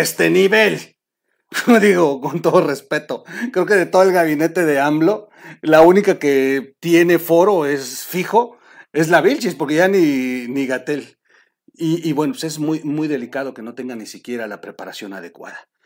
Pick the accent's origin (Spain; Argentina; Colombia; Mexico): Mexico; also born or lived in Oaxaca; como buen mexicano, Chihuahua.